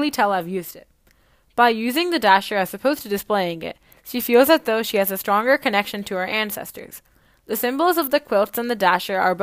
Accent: Canada; As an Indian Canadian

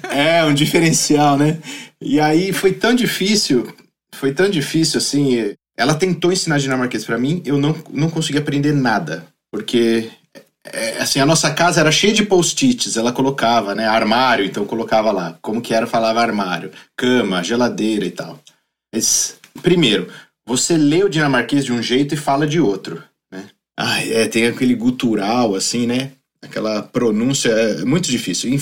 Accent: Brazil; moved away as an adult; now in Aalborg, Denmark; nós, como brasileiros

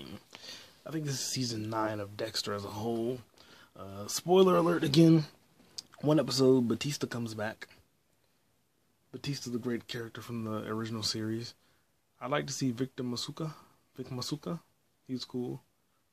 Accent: Canada; I'm from Canada

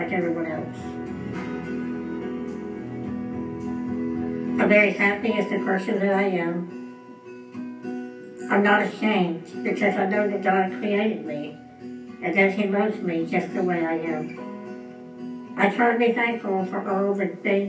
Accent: Dallas, Texas, United States; I grew up in Dallas, Texas

